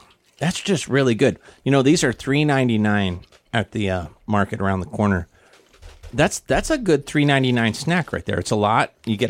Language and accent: English; Missouri, United States; now in Guam; We grew up in Missouri. We had a place called Topsy's Popcorn